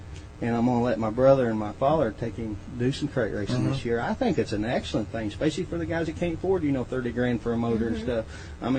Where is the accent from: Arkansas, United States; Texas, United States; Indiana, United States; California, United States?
Indiana, United States; Martinsville; Martinsville, Indiana.